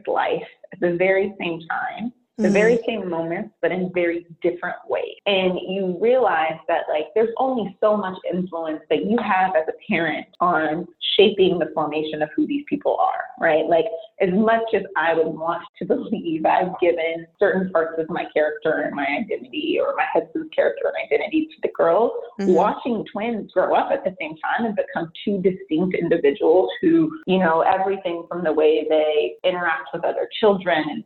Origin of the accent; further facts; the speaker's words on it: San Francisco Bay Area, California, United States; born and raised in the San Francisco Bay Area